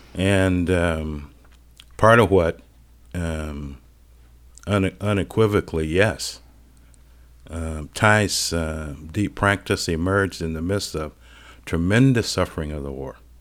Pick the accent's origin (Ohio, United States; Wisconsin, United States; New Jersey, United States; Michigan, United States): Ohio, United States; Cleveland; moved away; I grew up in Cleveland, Ohio